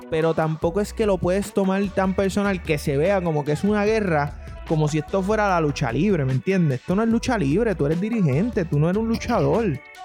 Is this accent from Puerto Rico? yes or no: yes; Puerto Rico; Yo soy puertorriqueño